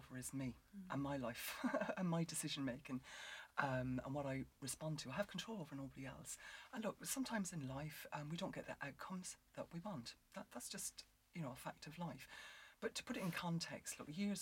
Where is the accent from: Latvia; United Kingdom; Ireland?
Ireland; because I'm Irish